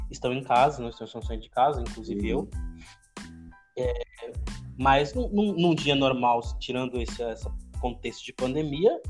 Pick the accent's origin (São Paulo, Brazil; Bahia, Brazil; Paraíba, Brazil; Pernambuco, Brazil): São Paulo, Brazil; born there; now in Minas Gerais, Brazil; eu não nasci em Minas, né? Quem nasceu em Minas foi meus pais, eles foram criados, aí eles foram para pra São Paulo, aí me tiveram lá